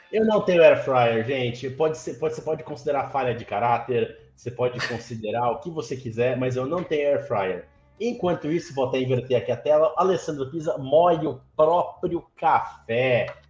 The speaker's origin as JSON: {"language": "Portuguese", "town": "Santos", "region": "São Paulo", "country": "Brazil", "said": "aqui em Santos, onde eu, de onde eu sou, né? Onde eu estou hoje"}